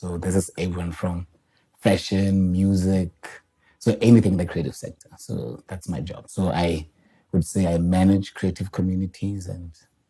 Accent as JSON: {"language": "English", "region": "Limpopo", "country": "South Africa", "said": "I'm guessing I'm the only one from Limpopo here."}